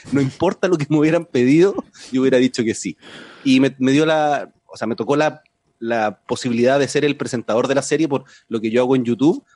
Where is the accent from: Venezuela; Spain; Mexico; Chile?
Chile; accent: Chilean; mi acento en el podcast, eh, acento chileno, y yo hablo normal, no trato de cambiar mi acento